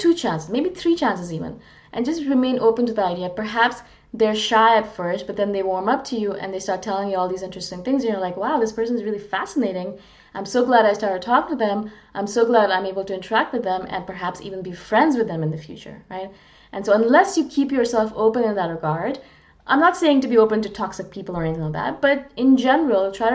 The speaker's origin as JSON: {"language": "English", "country": "India", "also_born_or_lived": "Canada", "moved": "yes", "said": "I'm not Canadian. I'm originally from India. I'm Canadian Indian"}